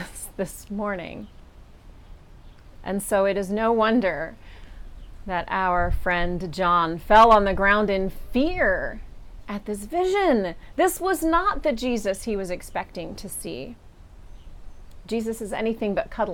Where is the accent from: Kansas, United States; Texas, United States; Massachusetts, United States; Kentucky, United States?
Kansas, United States; now in Pittsburgh, United States; we have a local equivalent of the word y'all, which is what I grew up with in Kansas